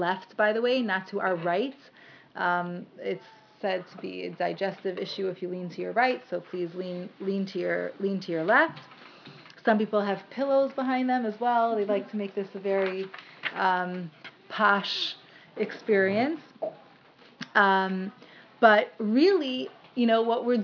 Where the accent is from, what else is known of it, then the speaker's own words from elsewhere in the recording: Cleveland, Ohio, United States; moved away; I grew up in Cleveland with all of my mother's family